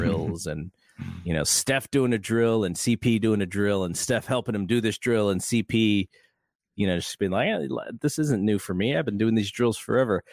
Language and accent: English; Bay Area, California, United States; when I was growing up in the Bay Area in the mid to late eighties